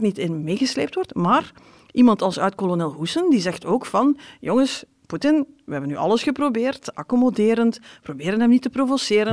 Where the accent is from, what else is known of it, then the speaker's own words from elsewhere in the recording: West Flanders, Belgium; ik kom zelf uit West-Vlaanderen